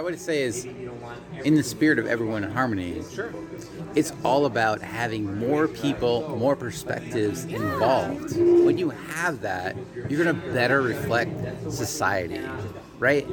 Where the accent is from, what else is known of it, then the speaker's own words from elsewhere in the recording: United States; as American